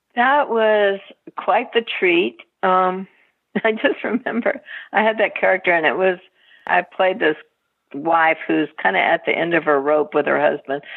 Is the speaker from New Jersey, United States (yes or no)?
no; Texas, United States; I grew up in Texas